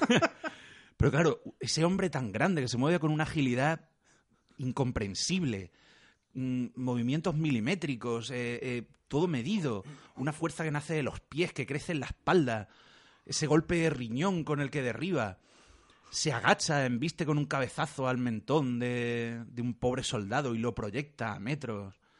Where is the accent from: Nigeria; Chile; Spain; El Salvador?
Spain; Córdoba, Andalusia; soy el personaje cordobés menos cordobés de, la historia